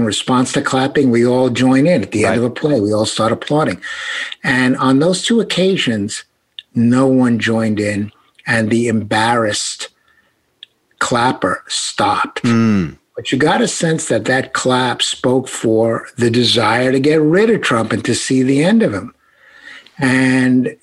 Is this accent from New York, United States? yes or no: yes; New York City, New York, United States; accent: Brooklyn; I'm speaking with a Brooklyn accent. That's genuine